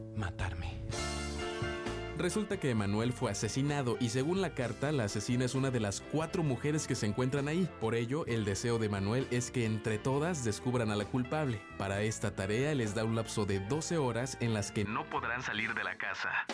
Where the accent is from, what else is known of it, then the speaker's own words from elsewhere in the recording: Mexico; lo que somos nosotros, los mexicanos